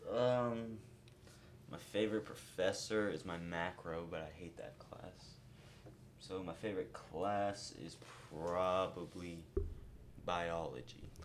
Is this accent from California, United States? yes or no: no; North Carolina, United States; I'm from North Carolina